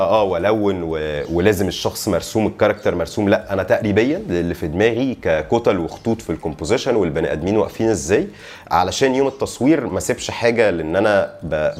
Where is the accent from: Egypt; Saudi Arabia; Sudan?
Egypt; Alexandria, Alexandria Governorate; انا اسكندراني والمين ماركت بتاعي او شغلي هو القاهره